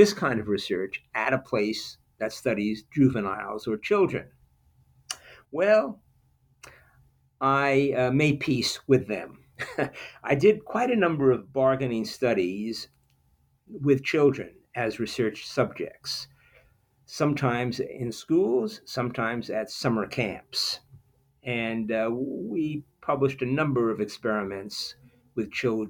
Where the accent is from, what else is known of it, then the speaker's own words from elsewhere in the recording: United States; moved away as an adult; also born or lived in Chicago / Washington, D.C.; now in Australia; being an American in the Australian academic system